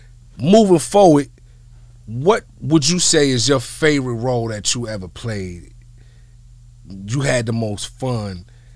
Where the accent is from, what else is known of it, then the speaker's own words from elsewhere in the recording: East Coast, United States; now in Los Angeles, United States; I'm from the East Coast